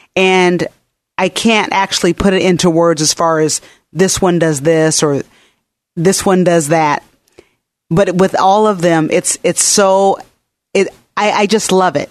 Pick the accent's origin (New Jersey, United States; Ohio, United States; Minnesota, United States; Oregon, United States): Oregon, United States; Portland; we're natives. We're born and raised in Portland